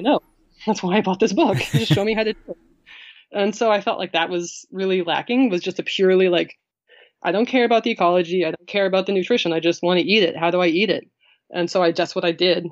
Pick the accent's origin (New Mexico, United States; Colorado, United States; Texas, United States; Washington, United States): New Mexico, United States; moved away; I'm from New Mexico